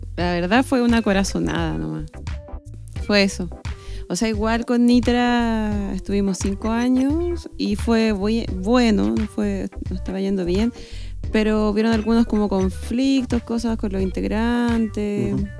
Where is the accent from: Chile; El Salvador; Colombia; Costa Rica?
Chile; yo igual, como un chileno normal